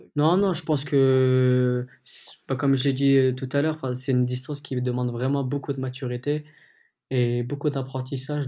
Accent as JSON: {"language": "French", "country": "France", "said": "en tant que Français"}